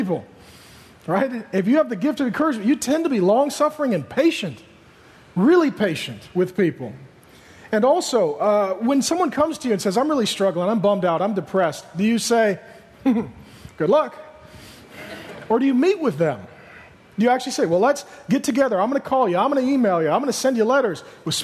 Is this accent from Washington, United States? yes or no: yes; SeaTac, Washington, United States; I grew up in SeaTac, and we had some really lean, hard times.